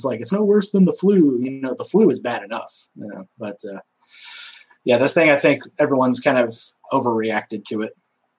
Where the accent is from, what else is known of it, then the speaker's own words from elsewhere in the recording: Omaha, Nebraska, United States; born there; also born or lived in Nevada / Texas / Georgia; now in Louisiana, United States; Yeah, I was born in Omaha, Nebraska. Moved out west to Nevada for a little bit, Texas, Louisiana, Georgia. I've been all over.